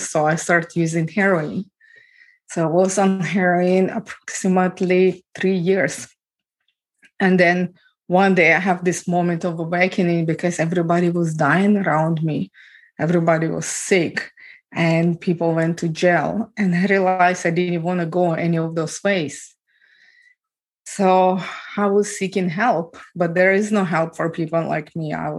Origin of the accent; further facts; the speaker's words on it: Ukraine; moved away; I was born and raised in Ukraine